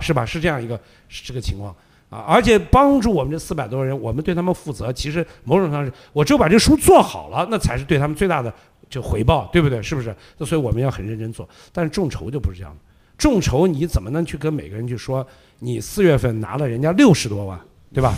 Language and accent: Chinese; Xi'an, Shaanxi, China; moved away as an adult; also born or lived in Shenzhen; now in Beijing, China; 你像我是西安的嘛，对吧？我当时离开西安去深圳去打工，后来又到北京来